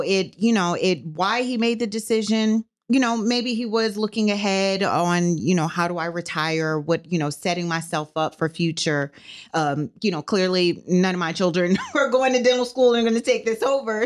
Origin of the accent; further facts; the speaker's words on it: New Orleans, Louisiana, United States; moved away as an adult; now in Fort Worth, United States; I'm from New Orleans. I'm born and raised in New Orleans, but I have Texas roots